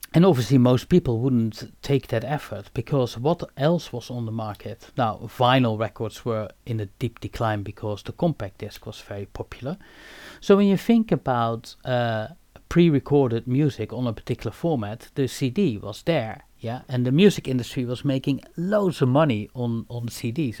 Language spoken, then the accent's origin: English; Eindhoven, North Brabant, Netherlands; I was obviously born and raised in Eindhoven